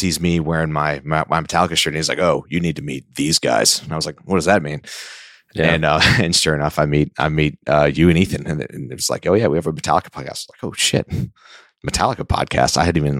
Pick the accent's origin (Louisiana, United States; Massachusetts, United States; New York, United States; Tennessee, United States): Louisiana, United States; New Orleans; now in Nashville, United States; I grew up right outside of New Orleans.